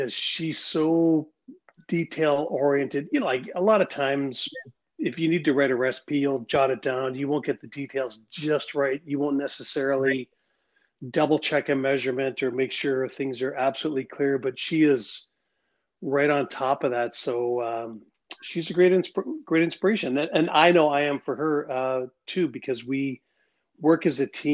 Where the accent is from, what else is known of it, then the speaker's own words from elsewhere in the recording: the Prairies, Canada; it was a great place to grow up